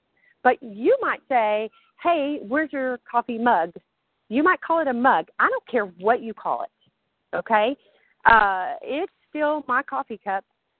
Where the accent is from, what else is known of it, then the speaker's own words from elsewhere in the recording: the South, United States; accent: Southern; So sometimes my southern accent is stronger.